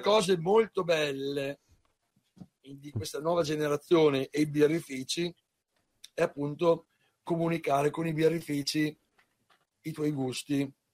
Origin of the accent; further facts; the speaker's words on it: Parma, Emilia-Romagna, Italy; io sono di Parma